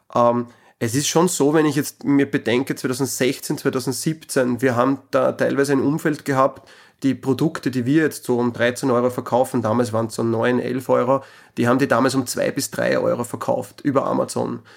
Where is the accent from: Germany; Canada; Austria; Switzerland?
Austria; bei uns in Österreich